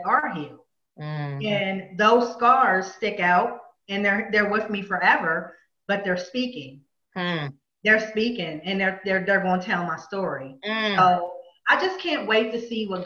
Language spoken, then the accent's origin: English; Pennsylvania, United States; I'm from Pennsylvania. I've grown up there all my life